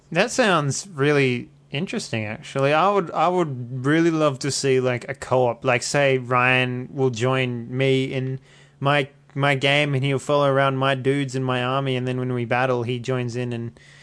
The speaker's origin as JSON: {"language": "English", "country": "Australia", "accent": "Australian", "said": "my Australian accent"}